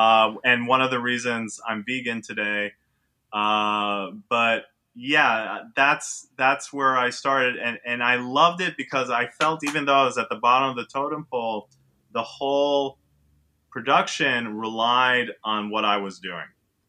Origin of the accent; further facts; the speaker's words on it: Israel; now in New York City, United States; So to add to that is I'm from New York City. I grew up in Israel, and the whole time I lived in Israel, all I wanted to do was move back to New York. So I'm a true New Yorker.